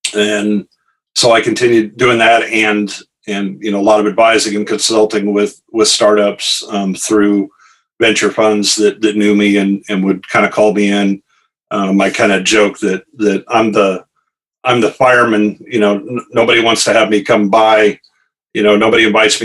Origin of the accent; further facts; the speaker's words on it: Kansas, United States; I grew up in Nowhere, Kansas